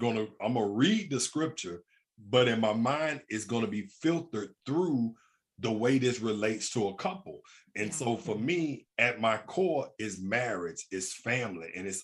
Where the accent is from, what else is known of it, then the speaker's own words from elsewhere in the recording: Birmingham, Alabama, United States; I grew up in Birmingham, Alabama. I grew up in the hood without a father